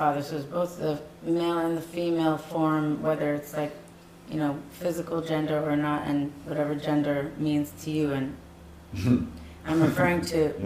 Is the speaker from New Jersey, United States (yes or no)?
yes; New Jersey, United States; Where I grew up, I grew up in New Jersey